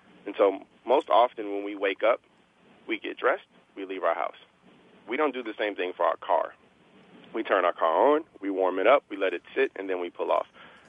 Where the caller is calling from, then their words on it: Palo Alto, California, United States; I am calling in from Palo Alto, California, approximately maybe about 3 blocks away from Stanford's campus.